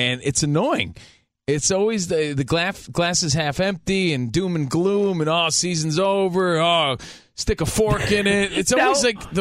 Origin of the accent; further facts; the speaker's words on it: Union, New Jersey, United States; moved away as an adult; now in Los Angeles, United States; I was raised in New Jersey. I moved out here 13 years ago.